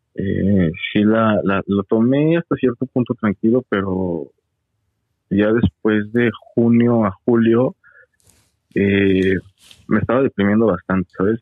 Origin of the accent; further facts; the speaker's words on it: Mexico City, Mexico; moved away as an adult; now in Toronto, Canada; de la Ciudad de México, ahí nací, soy chilango